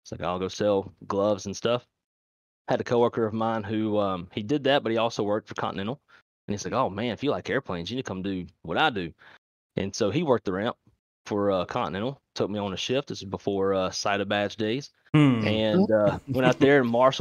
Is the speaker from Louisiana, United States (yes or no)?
yes; Monroe, Louisiana, United States; the town they're from, Monroe, Louisiana, is where I'm from